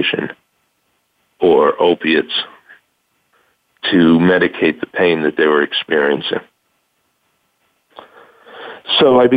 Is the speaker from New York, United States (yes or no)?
yes; New York, United States; moved away as an adult; now in Tucson, United States; I'm originally from New York